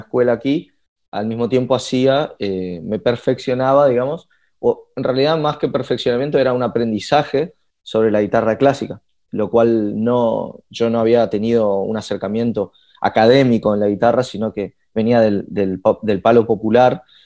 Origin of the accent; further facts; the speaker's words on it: Resistencia, Chaco, Argentina; moved away as an adult; now in Buenos Aires, Argentina; me vine a la ciudad de Buenos Aires, yo soy de Resistencia